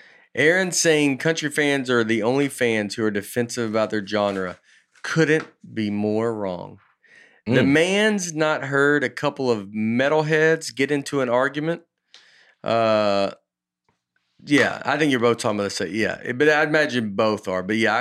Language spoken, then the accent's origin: English; Oklahoma, United States; I grew up in Oklahoma. My best friend's family owned a health food restaurant that was not far from where Garth and Trisha lived.